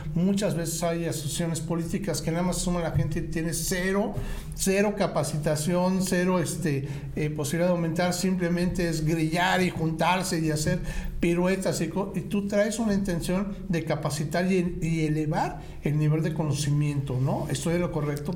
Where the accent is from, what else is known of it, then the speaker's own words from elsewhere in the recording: Mexico; como mexicanos